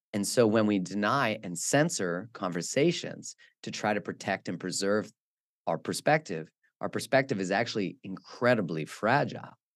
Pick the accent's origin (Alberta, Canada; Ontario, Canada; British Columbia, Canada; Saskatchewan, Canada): Alberta, Canada; moved away as an adult; also born or lived in Vancouver; I grew up in the in Alberta, which is in Canada, which is like the Texas of Canada.